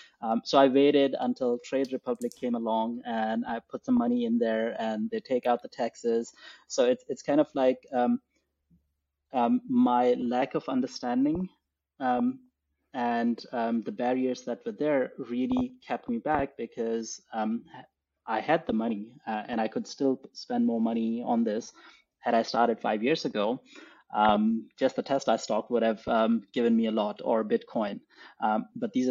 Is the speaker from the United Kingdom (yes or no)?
no; Pakistan; moved away as an adult; now in Germany; I grew up in Pakistan and I didn't grow up in a business-oriented family